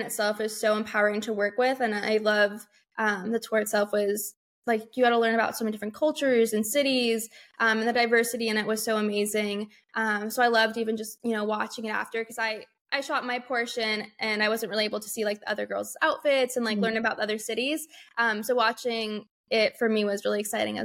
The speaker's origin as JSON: {"language": "English", "region": "California", "country": "United States", "tie": "born or raised there", "moved": "yes", "said": "growing up in California"}